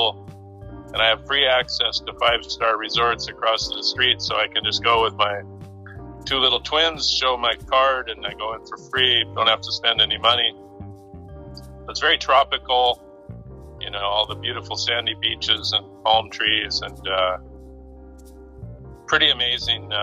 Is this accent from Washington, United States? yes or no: yes; Seattle, Washington, United States; moved away as an adult; also born or lived in Qatar / UAE; I'm originally from Seattle